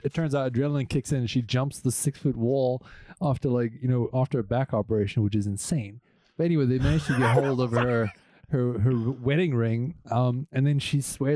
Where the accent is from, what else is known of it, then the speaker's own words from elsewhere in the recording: Boksburg, Gauteng, South Africa; moved away; growing up in South Africa